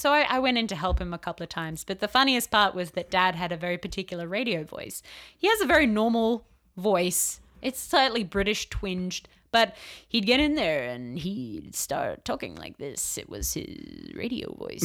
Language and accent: English; Australia; moved away as an adult; now in Riverside, United States; I'm from Australia